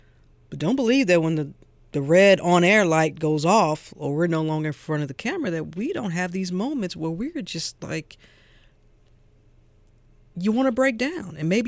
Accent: St. Louis, Missouri, United States; that's my community. I'm from St. Louis, Missouri. Yeah. Ferguson, I used to ride my bike through Ferguson, Missouri.

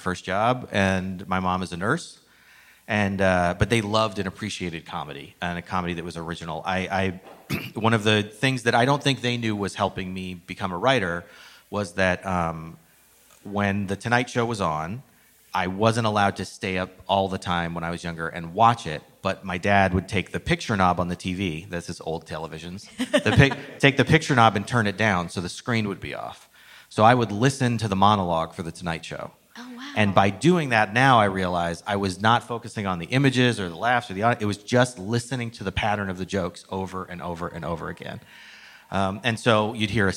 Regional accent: Phoenix, Arizona, United States; I grew up in Phoenix, Arizona, a little more southwest.

